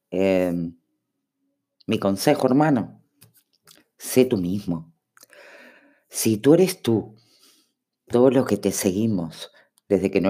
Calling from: Uruguay; Hola araña … de Uruguay, ¿cómo andas?

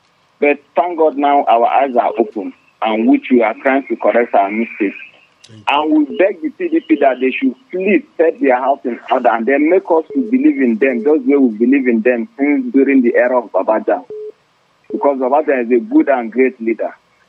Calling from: Old Buku Park, Plateau, Nigeria; I'm calling from Old Buku Park.

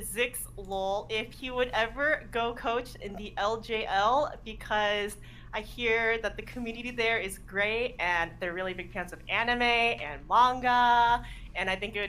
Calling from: Alhambra, California, United States; I'm calling from Alhambra, California.

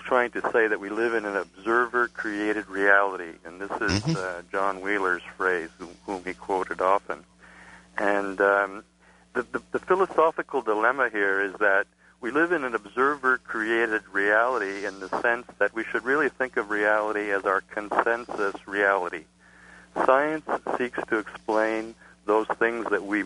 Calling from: Montreal, Quebec, Canada; I'm calling from Montreal

